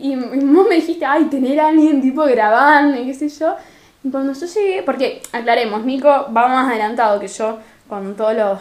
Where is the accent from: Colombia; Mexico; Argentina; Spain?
Argentina; Rosario, Santa Fe; en Rosario no te pronunciamos una R ni una S, pero ni que nos paguen